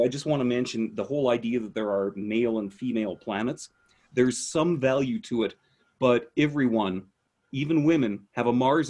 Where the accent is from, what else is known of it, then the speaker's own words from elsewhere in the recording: Canada; accent: Canadian; I'm trying to downplay my Canadian accent